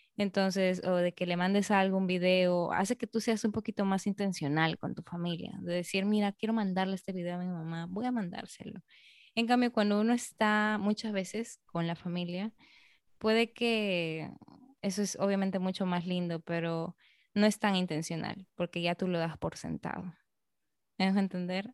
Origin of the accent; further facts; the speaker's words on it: Peru; now in Dominican Republic; como peruana